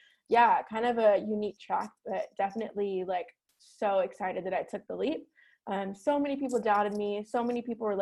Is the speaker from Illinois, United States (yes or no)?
yes; Chicago, Illinois, United States; now in Scottsdale, United States; I'm born and raised in Chicago